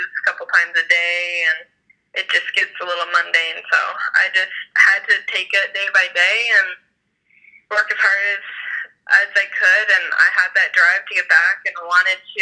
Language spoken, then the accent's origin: English; Mount Hood, Oregon, United States; I love growing up on Mount Hood, and I love coming home to it